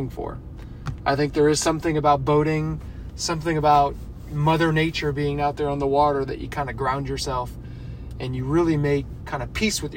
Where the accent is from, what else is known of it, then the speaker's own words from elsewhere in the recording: Pennsylvania, United States; Growing up outside of Pennsylvania, the water that we had access to were kind of creeks and streams